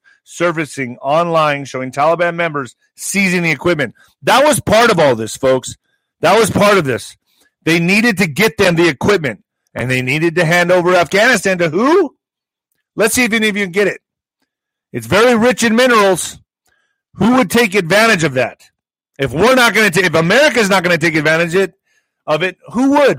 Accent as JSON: {"language": "English", "town": "El Paso", "region": "Texas", "country": "United States", "tie": "born or raised there", "said": "In my hometown, in El Paso"}